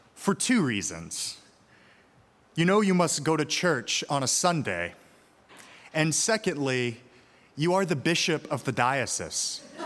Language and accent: English; Birmingham, Alabama, United States; moved away; my hometown of Birmingham, Alabama